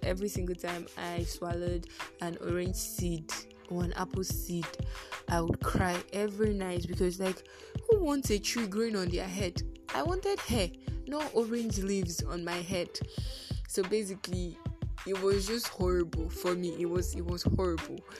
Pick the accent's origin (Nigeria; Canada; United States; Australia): Nigeria; As Nigerian children